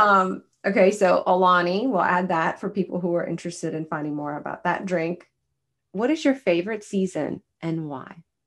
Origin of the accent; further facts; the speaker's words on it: the South, United States; we're all from the South